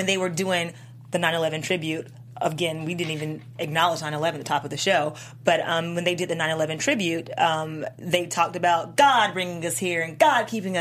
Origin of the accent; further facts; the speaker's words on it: Georgia, United States; moved away; I'm from Georgia originally